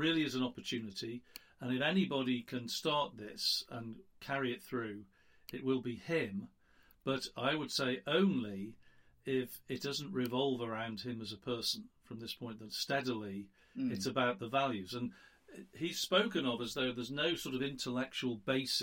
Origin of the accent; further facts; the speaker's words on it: United Kingdom; now in United States; I'm a Brit